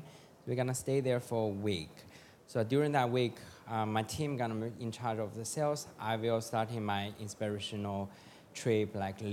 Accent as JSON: {"language": "English", "country": "China", "tie": "born or raised there", "moved": "yes", "said": "I have my own atelier in China"}